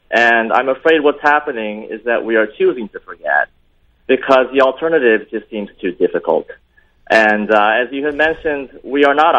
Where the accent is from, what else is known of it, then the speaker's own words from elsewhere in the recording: Tokyo, Japan; I was born and raised in Tokyo